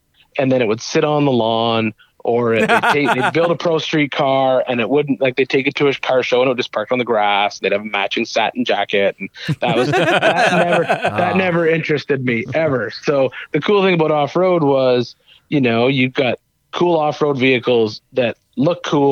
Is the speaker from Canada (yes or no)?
yes; Canada; now in Tennessee, United States; I'm from Canada